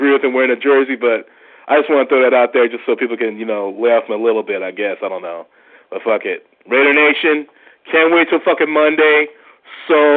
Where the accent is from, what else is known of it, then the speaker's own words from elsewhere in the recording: Long Beach, California, United States; moved away; I'm originally from Long Beach